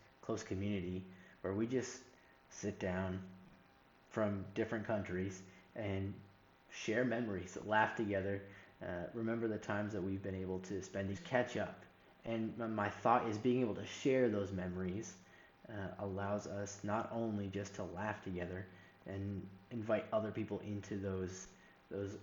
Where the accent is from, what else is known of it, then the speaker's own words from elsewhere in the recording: Northeast, United States; moved away as an adult; also born or lived in the Carolinas; I grew up in the Northeast